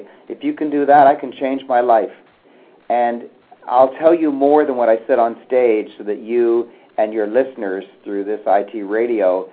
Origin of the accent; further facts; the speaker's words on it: Canada; I was born in Canada. I've lived in Canada all my life